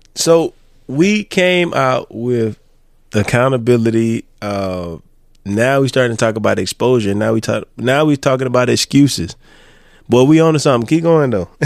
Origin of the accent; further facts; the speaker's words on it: Florence, United States; moved away; I'm from Florence. I left Florence